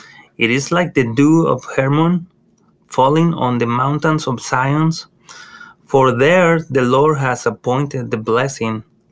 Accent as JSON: {"language": "English", "town": "Monterrey", "region": "Nuevo León", "country": "Mexico", "tie": "born or raised there", "moved": "as an adult", "lives_now": "United States", "said": "I grew up in Mexico, as you know, mm-hmm. in Monterrey, Mexico. Mm. I grew up with my grandparents, and my mom was there as well"}